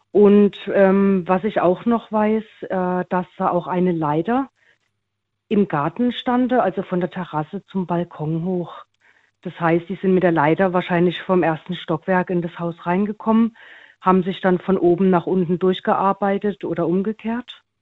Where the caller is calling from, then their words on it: Karlsruhe, Baden-Württemberg, Germany; Ich bin aus dem Raum Karlsruhe.